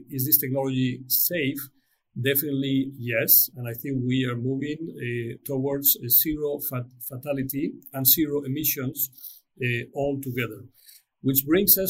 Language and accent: English; Spain; my home country in Spain